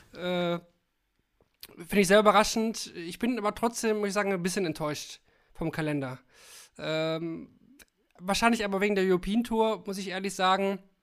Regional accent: Kalkar, North Rhine-Westphalia, Germany; now in Essen, Germany; also ich wohne da nicht mehr, ich wohne mittlerweile in Essen, aber ich komme aus Kalkar.

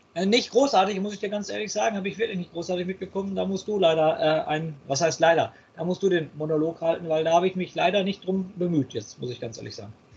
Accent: Germany; Wir sind alle Deutsche

